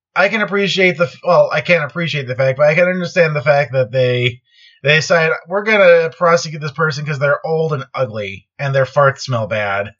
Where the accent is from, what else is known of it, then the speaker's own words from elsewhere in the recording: Chicago, Illinois, United States; grew up in the Chicago area